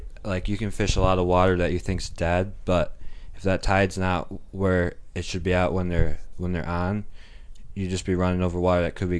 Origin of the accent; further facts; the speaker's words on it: Davison, Michigan, United States; I'm from Davison, Michigan.